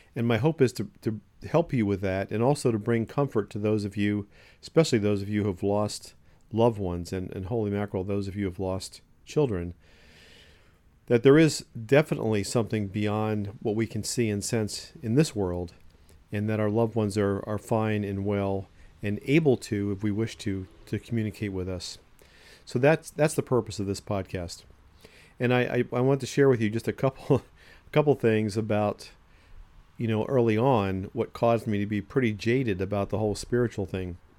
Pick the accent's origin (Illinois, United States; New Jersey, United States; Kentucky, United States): New Jersey, United States; Ocean City; I grew up in Ocean City, New Jersey.